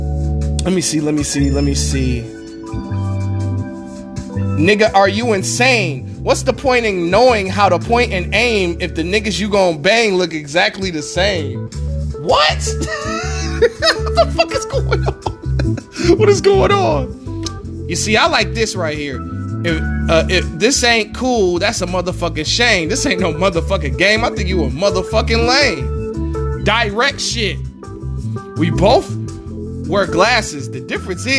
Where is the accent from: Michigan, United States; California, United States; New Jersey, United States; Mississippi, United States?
Michigan, United States; Detroit; I'm from Detroit